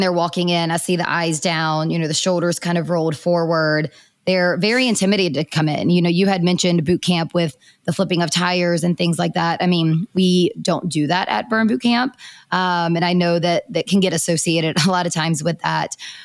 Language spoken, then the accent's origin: English; Hickory, North Carolina, United States; I am from Hickory, North Carolina, so not too far from Raleigh, about 2.5 hours. And I did grow up very active in sports.